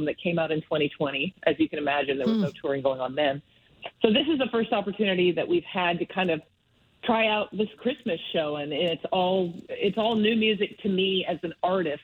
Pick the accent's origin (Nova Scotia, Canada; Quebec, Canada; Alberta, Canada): Alberta, Canada; Medicine Hat; also born or lived in Calgary; now in United States; I grew up mostly in Medicine Hat